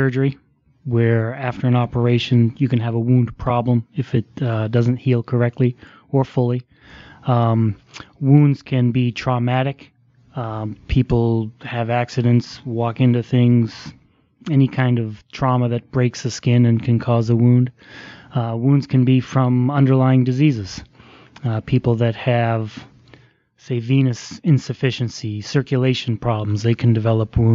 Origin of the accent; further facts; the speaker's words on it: Boston, Massachusetts, United States; moved away; I'm from the Boston area, grew up in the suburbs